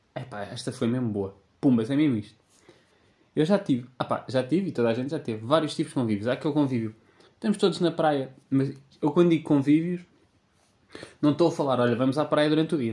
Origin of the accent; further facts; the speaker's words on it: Sintra, Lisbon, Portugal; eu que sou um tipo de Sintra.